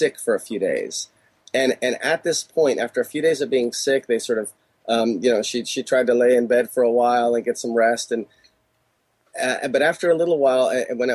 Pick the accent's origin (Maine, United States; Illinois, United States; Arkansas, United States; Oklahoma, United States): Illinois, United States; Chicago; now in California, United States; in Chicago when I grew up and now in California